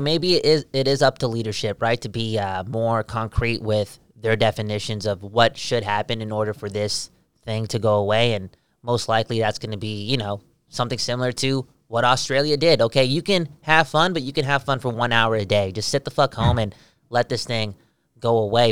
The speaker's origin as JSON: {"language": "English", "town": "Vancouver", "region": "British Columbia", "country": "Canada", "said": "We're from Vancouver"}